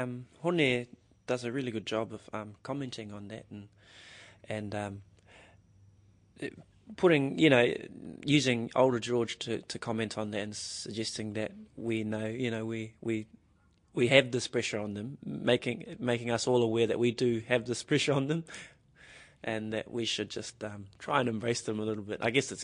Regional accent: New Zealand; as a New Zealander who played rugby growing up

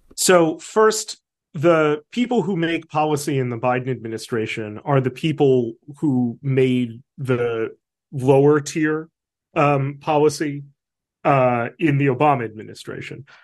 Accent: New York, United States; I'm also an American and a New Yorker

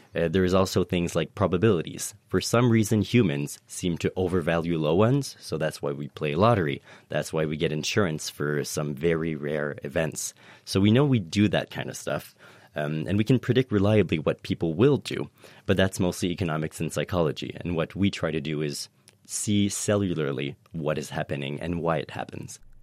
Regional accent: Canada; moved away as an adult; now in Cambridge, United Kingdom; I am French Canadian, uh, so I immigrated here to study decision-making and economics in the brain

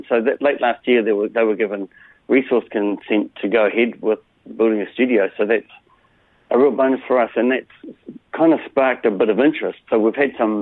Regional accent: Hawke's Bay, New Zealand; I grew up here and I moved away from Hawke's Bay, but moved home about 18 years ago

